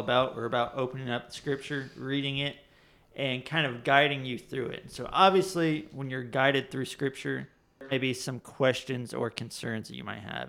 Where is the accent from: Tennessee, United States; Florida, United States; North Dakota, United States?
Florida, United States; now in Huron, United States; I'm originally from Florida, and so that's where I was born and raised